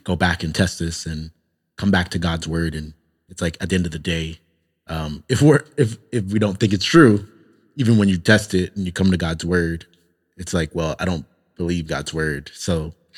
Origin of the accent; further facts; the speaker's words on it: Toronto, Ontario, Canada; moved away; growing up in Toronto, I was around a lot more Muslims